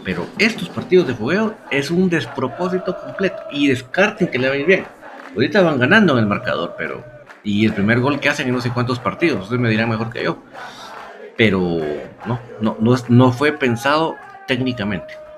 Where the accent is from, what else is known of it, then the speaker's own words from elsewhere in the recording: Guatemala; Somos, orgullosamente guatemaltecos